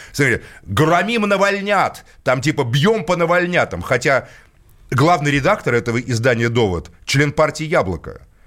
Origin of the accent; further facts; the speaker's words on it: Moscow, Russia; Я коренной москвич